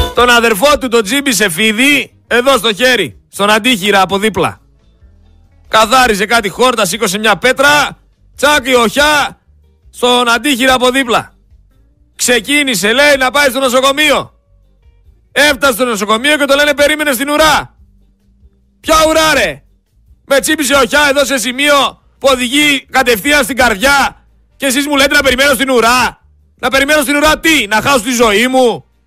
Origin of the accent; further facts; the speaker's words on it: Greece; δεν είμαστε Τούρκοι, είμαστε Έλληνες